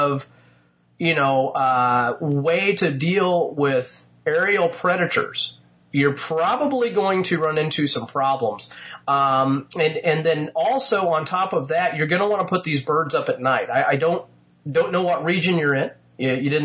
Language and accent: English; Indiana, United States; my home state of Indiana